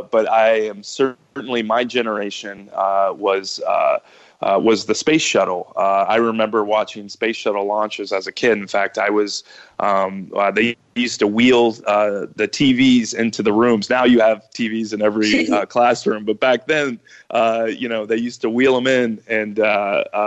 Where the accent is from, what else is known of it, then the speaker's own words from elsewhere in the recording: Ohio, United States; I was born and raised in Ohio